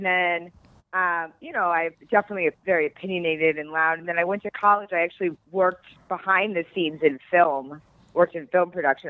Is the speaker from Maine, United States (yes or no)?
yes; Bethel, Maine, United States; It's very woodsy. We're a woodsy people. I went home this summer to help my parents log.